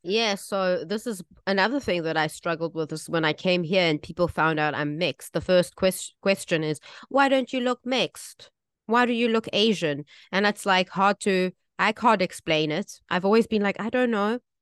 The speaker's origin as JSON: {"language": "English", "country": "South Africa", "tie": "born or raised there", "moved": "yes", "lives_now": "Taiwan", "said": "I grew up in South Africa."}